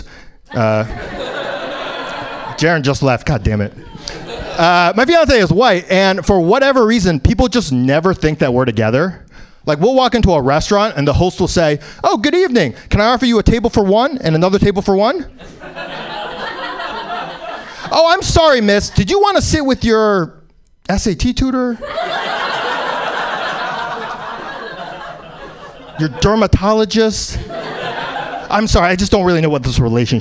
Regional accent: New York City, New York, United States; I was born in New York, still live in New York

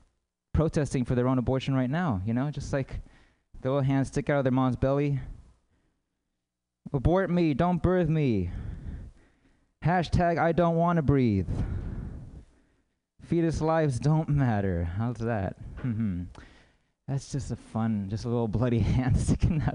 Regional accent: United States; I'm American

